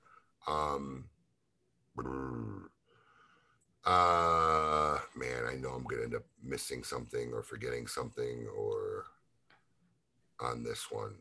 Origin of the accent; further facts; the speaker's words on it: Chicago, Illinois, United States; moved away as an adult; now in Florida, United States; that's where I grew up